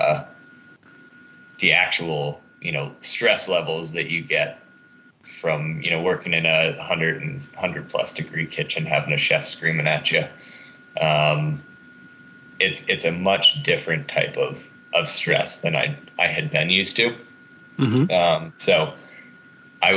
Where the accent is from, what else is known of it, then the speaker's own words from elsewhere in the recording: Massachusetts, United States; now in Denver, United States; I grew up in Massachusetts originally